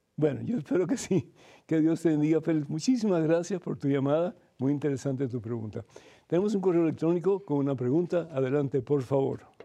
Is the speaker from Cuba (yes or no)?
yes; Cuba; moved away; somos cubanos y venimos sin un centavo